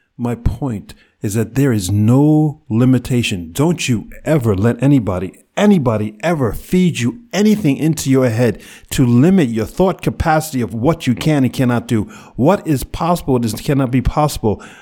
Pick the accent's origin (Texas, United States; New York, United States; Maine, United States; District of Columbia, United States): New York, United States; New York City; I grew up in New York City. I grew up in Manhattan.